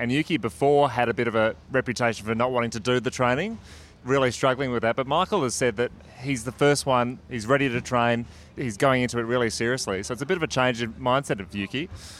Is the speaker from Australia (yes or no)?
yes; Australia; As Aussie F1 fans